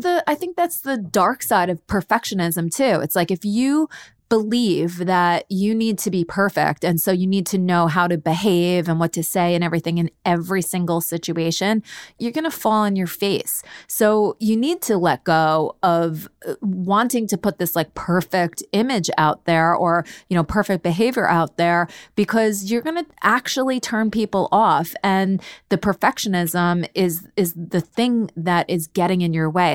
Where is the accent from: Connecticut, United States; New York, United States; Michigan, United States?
New York, United States; I am from New York and I have a little bit more of a, an edge